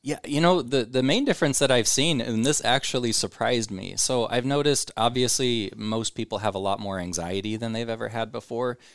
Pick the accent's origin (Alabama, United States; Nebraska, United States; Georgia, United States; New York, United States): Nebraska, United States; Omaha; I'm born and raised in Omaha.